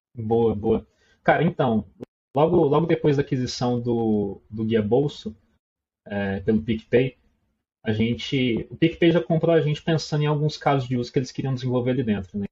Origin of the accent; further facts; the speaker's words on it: Minas Gerais, Brazil; also born or lived in Uberlândia; o meu sotaque vai me denunciar, né? Eu acredito que já denunciou. Eu sou de Minas, moro em Uberlândia, Triângulo Mineiro